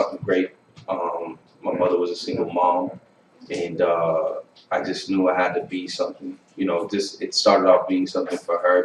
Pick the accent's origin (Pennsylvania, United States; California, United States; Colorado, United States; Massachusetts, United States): Massachusetts, United States; Boston; also born or lived in Holbrook, Massachusetts; I grew up in Dorchester